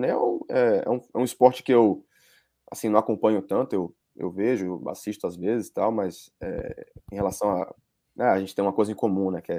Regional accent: Salvador, Bahia, Brazil; now in United States; Eu vim de Salvador.

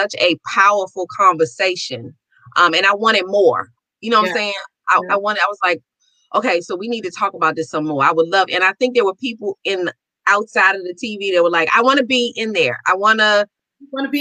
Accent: Washington, District of Columbia, United States; I said, Washington, D.C.

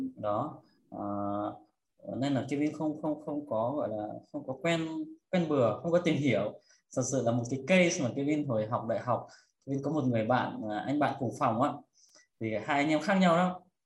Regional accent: Ukraine; moved away as an adult; now in Vietnam; mặc dù là sinh ra lớn lên ở Ukraine có một cái gì là nó khá là tây nhưng mà vẫn sẽ có một số giá trị gì đó nó rất là thuần Việt Nam

